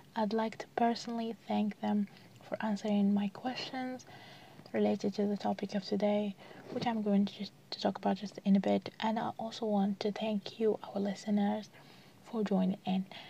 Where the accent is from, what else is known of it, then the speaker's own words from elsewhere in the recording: Algeria; here in the country, like uh, most of people uh, read in French